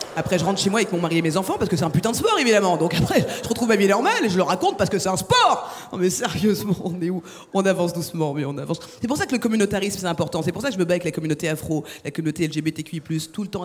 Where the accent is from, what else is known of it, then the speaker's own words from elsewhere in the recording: France; je suis française.